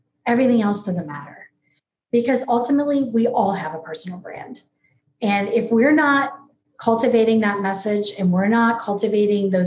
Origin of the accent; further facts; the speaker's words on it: New Orleans, Louisiana, United States; moved away as an adult; also born or lived in Gainesville, Florida / West Coast of Florida; I was born and raised in New Orleans, Louisiana.